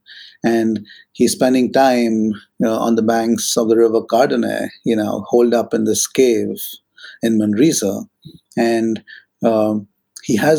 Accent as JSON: {"language": "English", "region": "Maharashtra", "country": "India", "tie": "born or raised there", "moved": "yes", "said": "where I grew up in Maharashtra in India"}